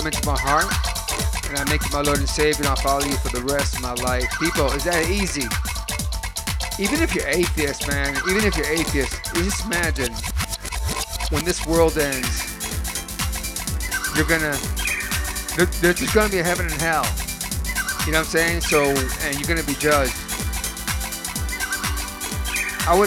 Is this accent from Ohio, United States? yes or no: yes; Lorain, Ohio, United States; moved away; also born or lived in Florida; my hometown, South Lorraine